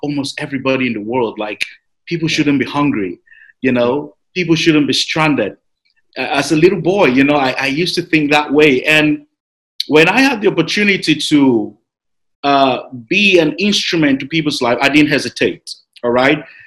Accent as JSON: {"language": "English", "country": "Nigeria", "tie": "born or raised there", "said": "Nigeria has always been a place where you know we grew up"}